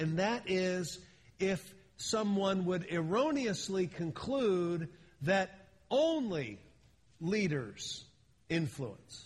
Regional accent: Philadelphia, Pennsylvania, United States; moved away as an adult; also born or lived in Miami, Florida; now in California, United States; I've been in California now since 1980, a long time, but I grew up back east. I grew up in Philadelphia

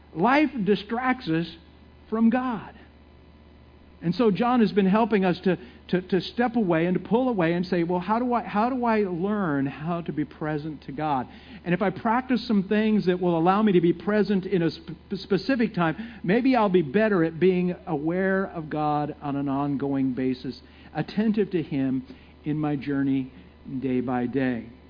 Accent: San Francisco Bay Area, California, United States; moved away; I'm from California, from San Francisco Bay Area

